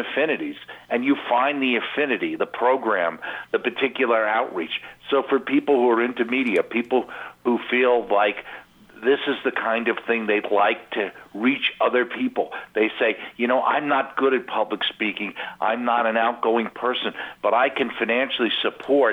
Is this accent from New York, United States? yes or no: yes; Long Island, New York, United States; I grew up on Long Island.